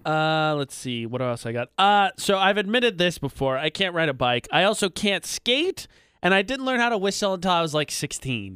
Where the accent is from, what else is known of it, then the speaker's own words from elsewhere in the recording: hometown where Purdue is, Indiana, United States; moved away; I didn't wanna leave my hometown, so I stayed in my hometown and went to Purdue